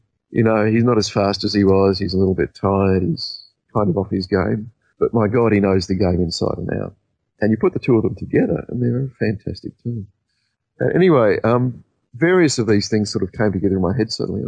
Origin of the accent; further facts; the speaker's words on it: Australia; being an Australian